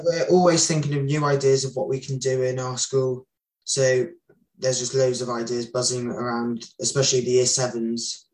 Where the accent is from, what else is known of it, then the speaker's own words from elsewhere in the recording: Somerset, South West England, United Kingdom; I'm from Somerset and I'm in year 10.